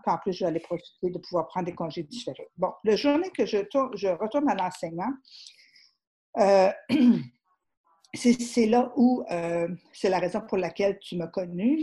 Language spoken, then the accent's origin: French; Rivière-du-Loup, Quebec, Canada; je ne suis même pas anglophone, je ne suis pas, je, je suis de la Rivière-du-Loup